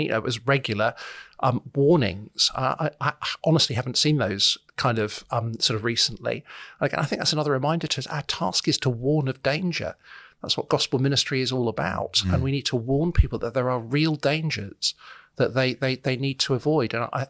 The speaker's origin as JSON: {"language": "English", "town": "Solihull", "region": "West Midlands", "country": "United Kingdom", "tie": "born or raised there", "said": "I grew up in Solihull, so this is an area that I know"}